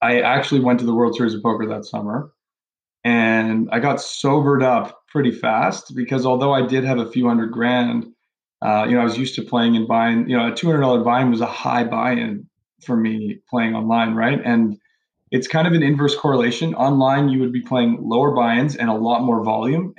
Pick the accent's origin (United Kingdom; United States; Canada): Canada; Toronto, Ontario; I grew up in Toronto, went to school in Toronto, eventually went to McGill University